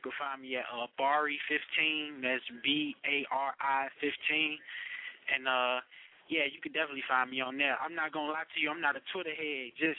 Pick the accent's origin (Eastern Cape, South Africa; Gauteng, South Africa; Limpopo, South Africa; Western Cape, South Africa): Western Cape, South Africa; Cape Town; moved away; I grew up in Cape Town for a little bit, then I moved. Then I was staying in Maywood, then I moved to like a little suburb called Hillside.